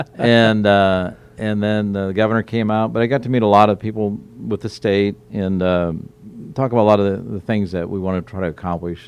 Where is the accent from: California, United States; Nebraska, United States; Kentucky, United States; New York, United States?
Nebraska, United States; Omaha; moved away as an adult; also born or lived in Sioux City, Iowa / Portland, Oregon; now in Charleston, United States; I grew up in the Midwest, born in Sioux City, Iowa. Grew up in kind of the Omaha, Nebraska area